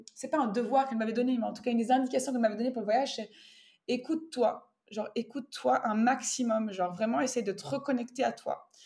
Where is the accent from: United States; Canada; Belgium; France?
Belgium; moved away as an adult